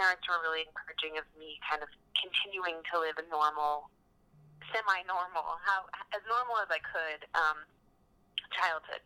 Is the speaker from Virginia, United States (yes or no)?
yes; Central Virginia, United States; moved away as an adult; also born or lived in Austin, Texas / Los Angeles; I grew up in Virginia.